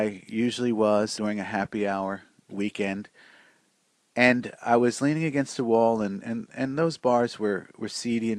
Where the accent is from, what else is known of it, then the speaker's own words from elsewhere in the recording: Newark, New Jersey, United States; also born or lived in Irvington, New Jersey; I grew up in Newark and Irvington, pretty much Essex County urban area, and kind of a city kid.